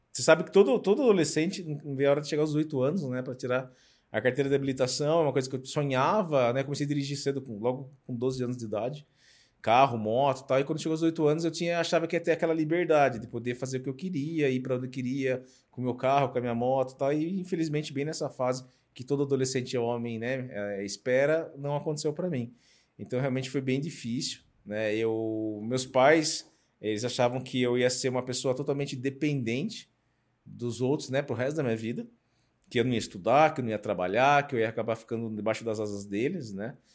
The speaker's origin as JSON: {"language": "Portuguese", "town": "Sorocaba", "region": "São Paulo", "country": "Brazil", "said": "eu sou de Sorocaba, tenho 47 anos"}